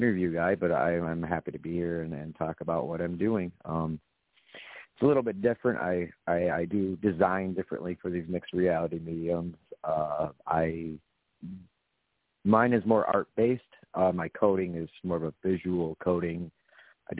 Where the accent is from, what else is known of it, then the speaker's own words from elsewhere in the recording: Grand Rapids, Michigan, United States; The Midwest is just, it's where I grew up